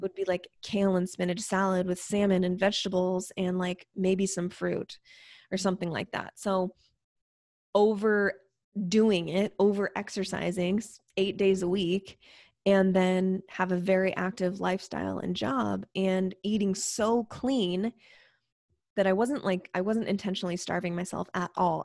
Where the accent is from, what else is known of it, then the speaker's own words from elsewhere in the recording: Spokane, Washington, United States; also born or lived in Seattle; I'm from Spokane, but I was living in Seattle